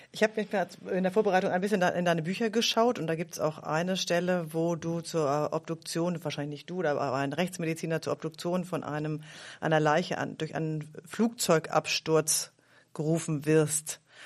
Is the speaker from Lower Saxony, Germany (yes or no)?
yes; Bärenbostel, Lower Saxony, Germany; also born or lived in Greifswald; ich komme aus Hannover, weil das Kraft bei Hannover, wo ich herkomme, kennt auch immer keiner.